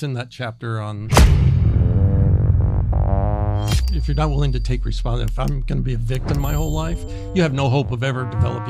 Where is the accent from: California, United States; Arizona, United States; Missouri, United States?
California, United States; Los Angeles; So, you know, life's good growing up in Los Angeles in the church. It was really great.